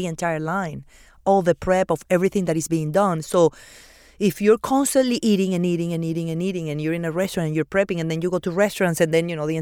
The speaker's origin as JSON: {"language": "English", "country": "Venezuela", "tie": "born or raised there", "also_born_or_lived": "Argentina / Peru", "second_language": "English", "moved": "yes", "lives_now": "Miami, United States"}